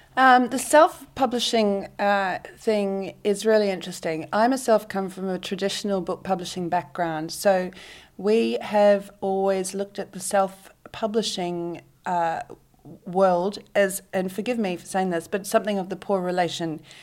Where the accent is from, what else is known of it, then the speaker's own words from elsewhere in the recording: Auckland, New Zealand; moved away as an adult; also born or lived in South Island, New Zealand; now in Sydney, Australia; I grew up and did most of my high school education in Auckland